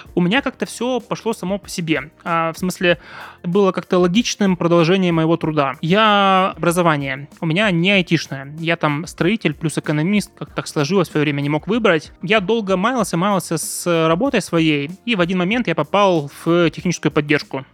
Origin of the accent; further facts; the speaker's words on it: Yekaterinburg, Sverdlovsk Oblast, Russia; я из Екатеринбурга